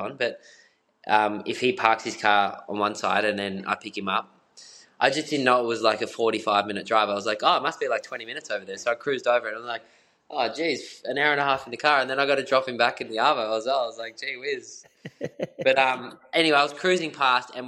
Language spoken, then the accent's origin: English; Australia; growing up as you know, in this culture of being an Australian